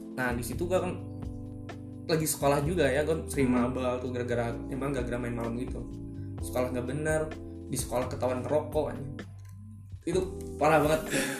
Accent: Bandung, West Java, Indonesia; gue di Bandung, di Bandung kan gabung sama anak-anak kayak geng motor gitu

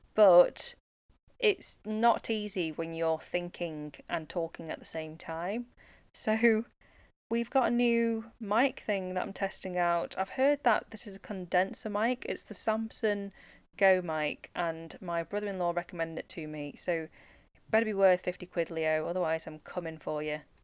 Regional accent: United Kingdom; life as a British born Chinese person

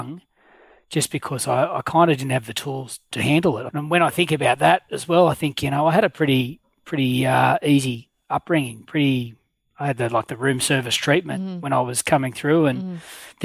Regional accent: Canberra, Australian Capital Territory, Australia; also born or lived in Goulburn; I've got very fond memories of growing up in Canberra. I was actually born in Goulburn but moved here when I was one, so pretty much been a Canberra boy all my life

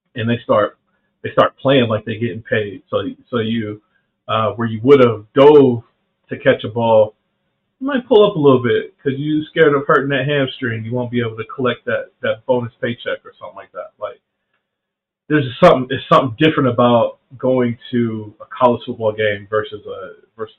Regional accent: Anderson, South Carolina, United States; also born or lived in Columbus, Ohio; where I'm from in South Carolina, Anderson, South Carolina, is upstate

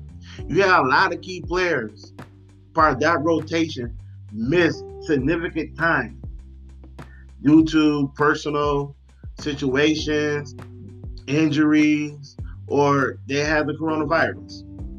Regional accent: Detroit, Michigan, United States; the Detroit Lions, my hometown team.

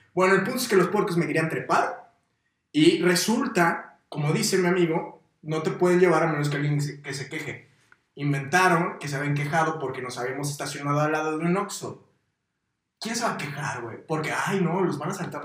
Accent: Morelos, Mexico; Todos los que somos de Morelos

